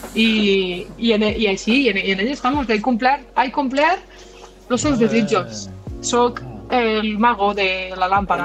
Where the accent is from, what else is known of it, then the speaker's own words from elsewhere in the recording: Catalonia, Spain; som catalans